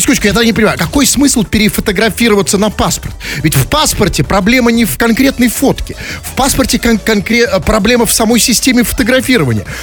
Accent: Russia; я хоть и россиянин

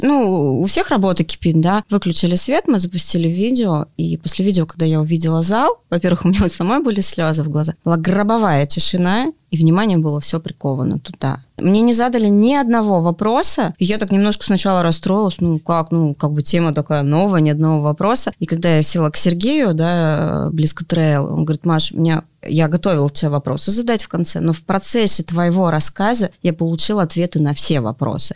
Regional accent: Omsk, Omsk Oblast, Russia; now in Moscow, Russia; Это мой родной город

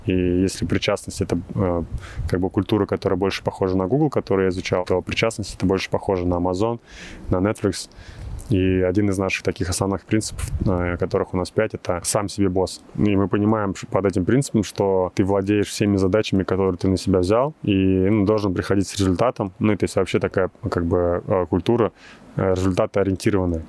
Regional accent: Russia; moved away as an adult; now in Silicon Valley, United States; России, откуда я родом

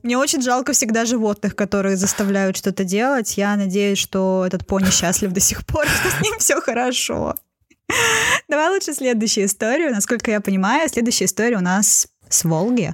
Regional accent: Saint Petersburg, Russia; коренной петербурженки

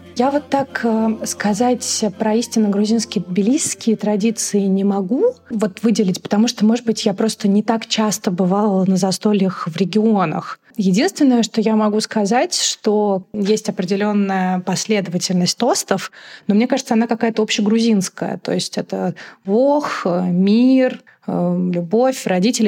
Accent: Moscow, Russia; also born or lived in Tbilisi; Я родилась и выросла в Москве. У меня русская мама, мой папа грузин

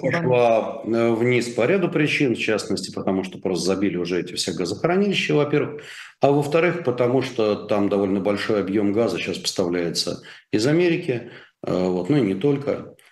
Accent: Russia; я гораздо больше россиянин, чем ты

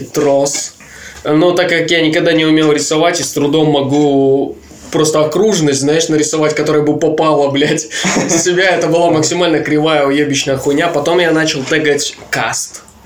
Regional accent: Pikalyovo, Leningrad Oblast, Russia; Я из Пикалева

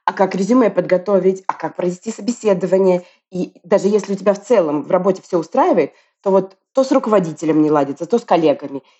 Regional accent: Moscow, Russia; now in Tbilisi, Georgia; При этом я родом из Москвы, ты из Петербурга, и вот мы поддерживали связь все это время и волю суп случайно оказались в Тбилиси в этом году.

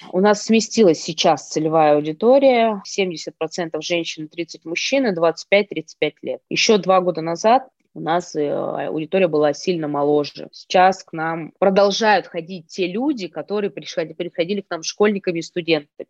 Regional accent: Ust-Kamenogorsk, East Kazakhstan Region, Kazakhstan; moved away as an adult; also born or lived in Moscow, Russia; now in Novosibirsk, Russia; я из Казахстана, с Усть-Каменогорска, с небольшого. маленького городишке.

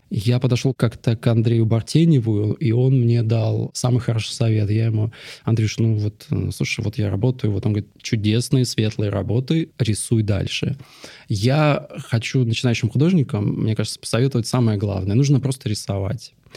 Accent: Dzhari, Russian Far East, Russia; now in Moscow, Russia; Я родился на Дальнем Востоке, маленькая нанайская деревня на берегу Амура, Джари

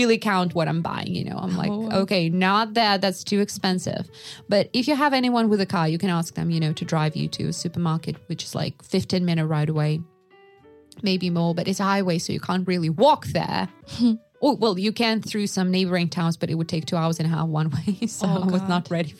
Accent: Yakutsk, Sakha Republic, Russia; moved away; I am from Yakutsk, which is, I think it was like at the time that I was living there, it was 250,000 people.

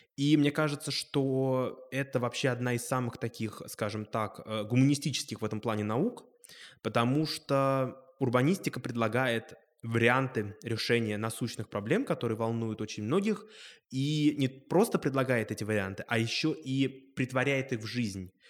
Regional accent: Moscow, Russia; Я сам родом из Москвы, я коренной москвич по папе

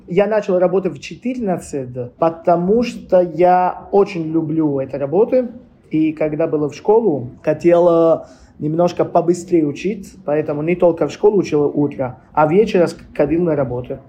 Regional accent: Tuscany, Italy; Russian is a second language; moved away as an adult; also born or lived in Apulia, Italy; now in Saint Petersburg, Russia; как семья мы из Пуля и переехали в Тоскана

